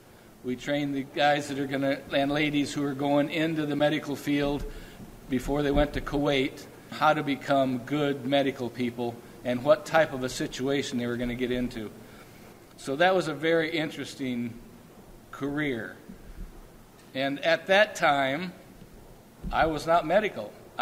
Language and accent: English; North Wilkesboro, North Carolina, United States; born there; also born or lived in Guam / Japan / Hawaii / San Diego; unfortunately, we lived in Guam. We lived in Japan. We lived in Hawaii. We lived at San Diego, Norfolk. I was born in North Wilkesboro, North Carolina.